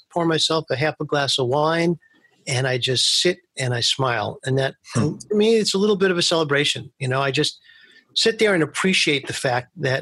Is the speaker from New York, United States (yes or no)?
yes; New York City, New York, United States; I grew up in Manhattan Beach, which is right near Coney Island, but I went to school in Coney Island